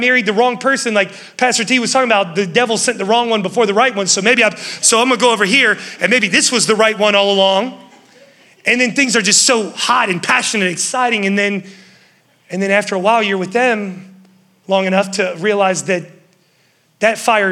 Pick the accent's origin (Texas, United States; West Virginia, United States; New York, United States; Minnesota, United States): West Virginia, United States; now in Charlotte, United States; I was from West Virginia. Growing up, my dad was like, hey, you're gonna mow all the neighbor's yards.